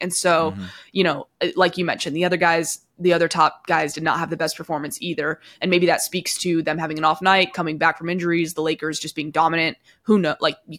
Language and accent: English; the South, United States; I guess I'm from the South.